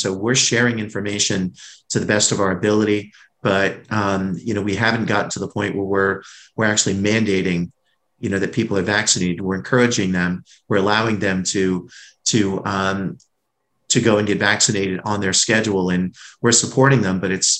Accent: New England, United States; because like you, I'm from New England and I know what those lobster rolls are like up in Connecticut and Massachusetts.

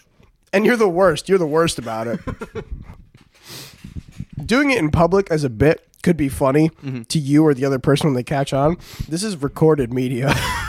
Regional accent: United States; See, you cannot tell from my face, but I'm actually from America.

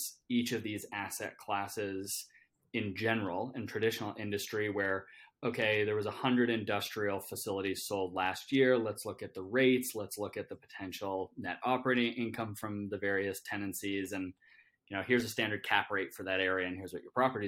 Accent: Canada; I'm Canadian

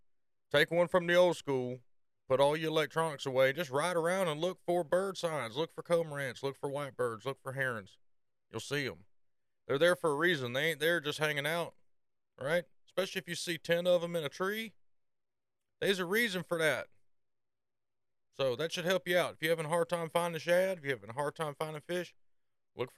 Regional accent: Norcross, Georgia, United States; also born or lived in Decatur County, Georgia; I was raised, I was actually born in Atlanta, Norcross to be specific

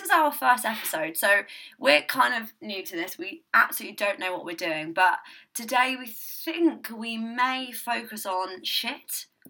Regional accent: England, United Kingdom; accent: English; if you hear an English accent, you know you're speaking to, well, listening

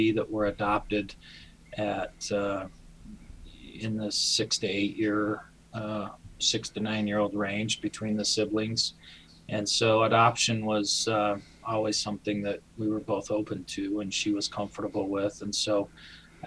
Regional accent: Idaho Falls, Idaho, United States; moved away as an adult; also born or lived in Rexburg, Idaho; now in Utah, United States; I'm from Idaho Falls, Idaho. That's where I grew up

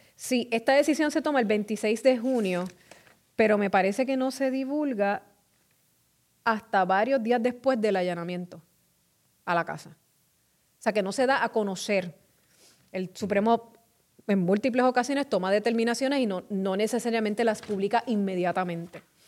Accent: Carolina, Puerto Rico; mi pueblo de Carolina

